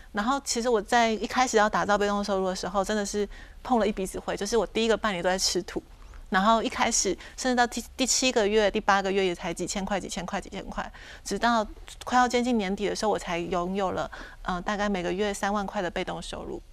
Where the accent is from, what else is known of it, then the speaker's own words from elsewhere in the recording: Taitung, Taitung County, Taiwan; moved away as an adult; now in Taipei, Taiwan; 因为我是台东人嘛嗯，然后我在台北工作